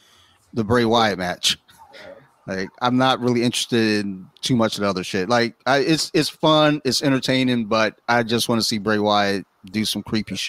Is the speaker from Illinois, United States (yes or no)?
no; Detroit, Michigan, United States; I'm from Detroit.